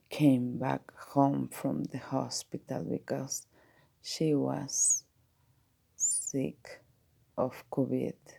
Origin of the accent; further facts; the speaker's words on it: Mexico; I am from Mexico